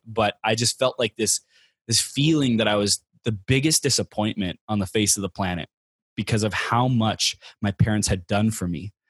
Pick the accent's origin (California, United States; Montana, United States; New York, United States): California, United States; Inland Empire; now in San Diego, United States; I grew up in the Inland Empire. It's, uh, Chino, Pomona, Ontario area, Riverside kinda area